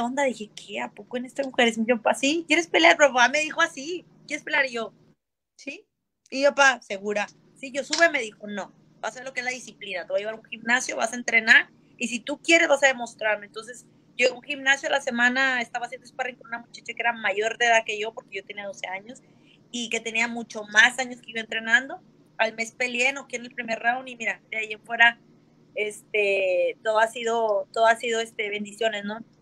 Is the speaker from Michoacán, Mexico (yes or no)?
no; Monterrey, Nuevo León, Mexico; yo soy de Monterrey, Nuevo León, eh, México